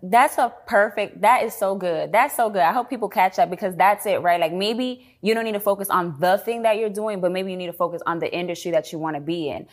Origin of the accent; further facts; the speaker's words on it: New York City, New York, United States; moved away as an adult; also born or lived in Washington, District of Columbia, United States / Atlanta; now in Dallas, United States; I was born and raised in the Bronx.